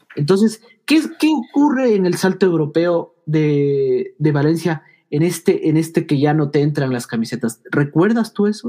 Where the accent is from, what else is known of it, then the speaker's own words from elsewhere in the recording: Ecuador; aquí somos de Ecuador